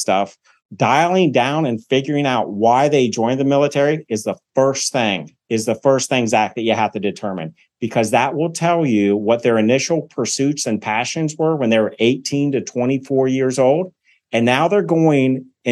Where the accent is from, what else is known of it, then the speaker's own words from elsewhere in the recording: Cincinnati, Ohio, United States; now in Columbus, Georgia, United States; I'm from Cincinnati, Ohio.